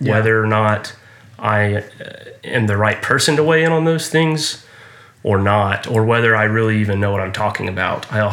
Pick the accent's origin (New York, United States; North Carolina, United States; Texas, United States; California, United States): Texas, United States; Houston; also born or lived in Austin; I grew up here in Houston and went to high school at Westside High School